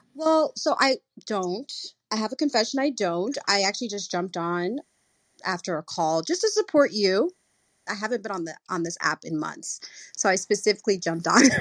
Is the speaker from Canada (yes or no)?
no; Nigeria; moved away; also born or lived in South Africa; I'm originally from Nigeria